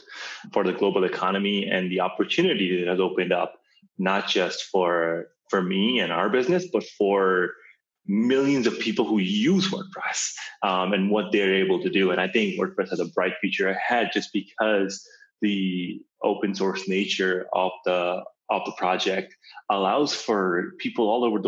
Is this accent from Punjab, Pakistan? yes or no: no; Karachi, Sindh, Pakistan; now in United States; I was born in Karachi, Pakistan